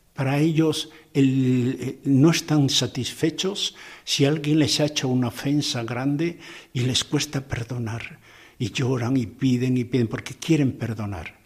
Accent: Corella, Navarre, Spain; moved away as an adult; also born or lived in Valencia / Portugal / Esmeraldas, Ecuador; En Corella, mi pueblo natal

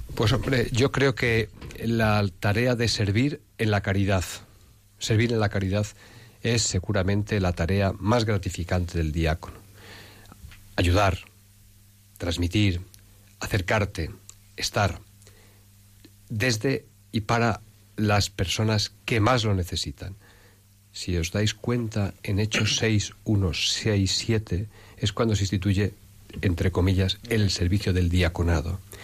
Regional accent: Salamanca, Castile and León, Spain; also born or lived in Ávila province; now in Madrid, Spain; un pueblecito pequeñito, pequeñito, de la provincia de Ávila, tierra de cantos y de santos, aunque yo me he educado más en Salamanca

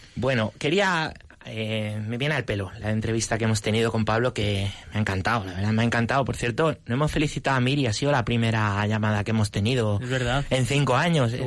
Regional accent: Móstoles, Community of Madrid, Spain; yo nací en Móstoles

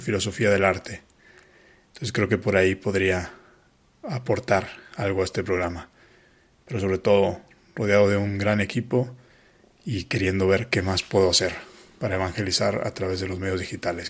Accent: Guadalajara, Jalisco, Mexico; moved away as an adult; now in Madrid, Spain; fui ordenado sacerdote el 11 de septiembre en Guadalajara, México, de donde soy originario

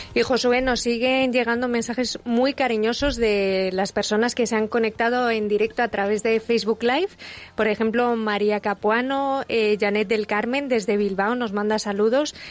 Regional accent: Nicaragua; Yo soy nicaragüense, así que en Nicaragua

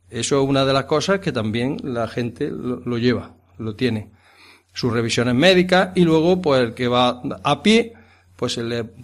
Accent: Villacarrillo, Andalusia, Spain; born there; nací en Villacarrillo, pero me llevaron casi desde aquí, desde el Cortijo.

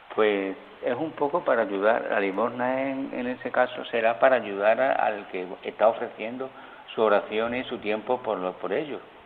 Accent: a village in Seville province, Andalusia, Spain; moved away as an adult; now in Canary Islands, Spain; yo me crié en un pueblo chico, en un pueblo de Sevilla, un pueblo de colonización

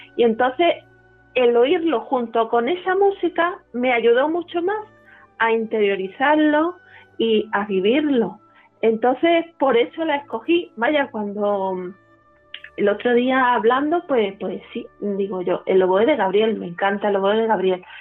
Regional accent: Málaga, Andalusia, Spain; yo nací en Málaga, en el seno de una familia pues profundamente eh, religiosa

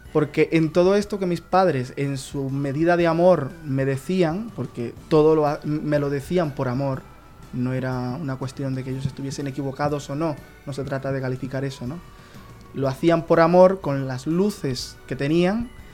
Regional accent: Colombia; now in Murcia, Spain; soy colombiano.

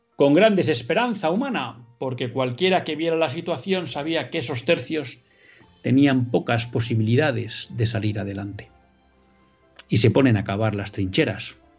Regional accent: Spain; como católicos eh, y, simplemente como españoles

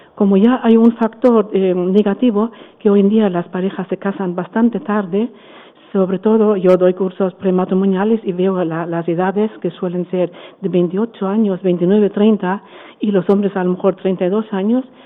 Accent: Germany; Spanish is a second language; also born or lived in Frankfurt / Valencia; now in Spain; soy alemana

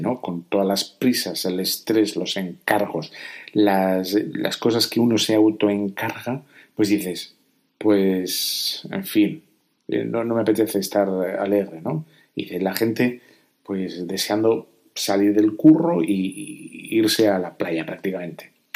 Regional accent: Spain; Yo aquí en España

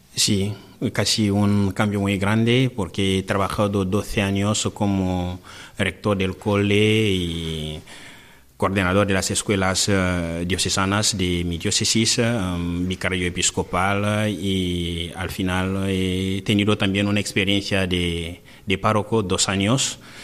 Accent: DR Congo; Spanish is a second language; moved away as an adult; now in Spain; yo que vengo de un país casi perdido en la pobreza

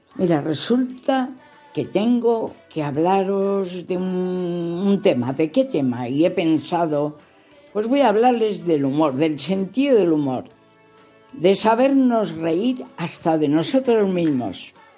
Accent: León, Castile and León, Spain; Así se dice en mi tierra, en León, besines

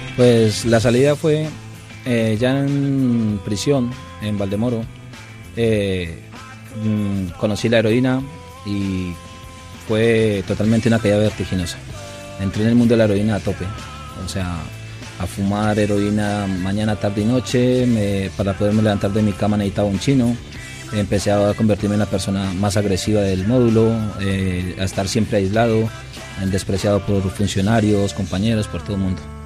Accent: Colombia; moved away; El alcohol de mi tierra es de casi 40 grados.

